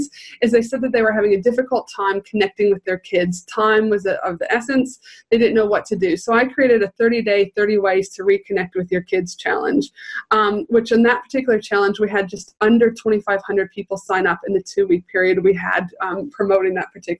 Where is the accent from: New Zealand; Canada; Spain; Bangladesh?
Canada; now in Australia; Originally from Canada, so I always say, yes, the proud Canadian